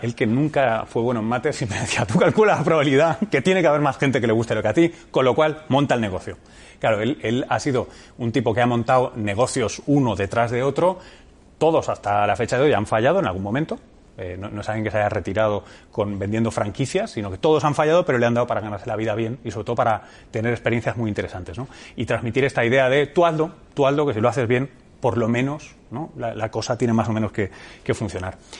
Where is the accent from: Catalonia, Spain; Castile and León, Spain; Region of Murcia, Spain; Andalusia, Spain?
Catalonia, Spain; Barcelona; moved away as an adult; also born or lived in United States; yo tengo familia cartagenera y manchega eh, y soy nacido en Barcelona